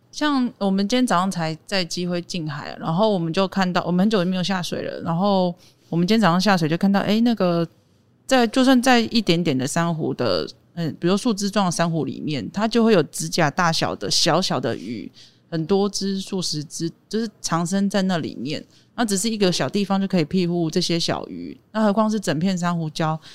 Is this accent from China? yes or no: no; Taipei, Taiwan; moved away as an adult; now in Taitung, Taiwan; 我老家在台北。是对，但是我已经，已经，呃，迁户籍到台东了